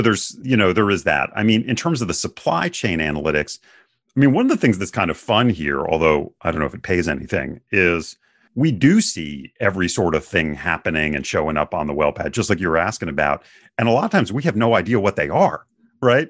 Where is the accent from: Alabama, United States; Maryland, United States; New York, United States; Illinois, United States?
Maryland, United States; Bethesda; also born or lived in New Hampshire; now in Houston, United States; I actually grew up in the suburbs of Washington, D C